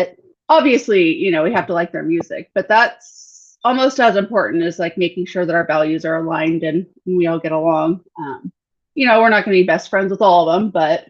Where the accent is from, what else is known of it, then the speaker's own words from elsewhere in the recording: Northern California, United States; I am from Northern California, so like 45 minutes north of Sacramento, kind of like in farm country, nowhere land.